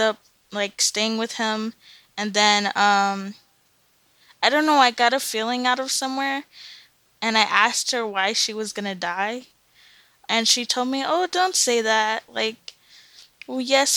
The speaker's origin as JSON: {"language": "English", "town": "Lake Los Angeles", "region": "California", "country": "United States", "tie": "born or raised there", "also_born_or_lived": "Antelope Valley / Santa Monica", "said": "I grew up, like, in a very small city that's even smaller than that, called Lake Los Angeles."}